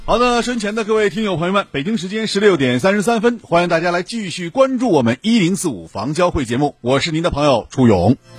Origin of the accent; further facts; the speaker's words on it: Shenyang, Liaoning, China; 威海离我们沈阳是很近的，而且我觉得我们沈阳东北人大部分也都是从山东闯过来的